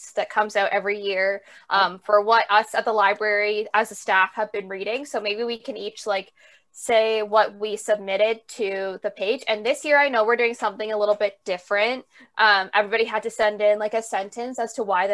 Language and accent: English; Canada; as a Canadian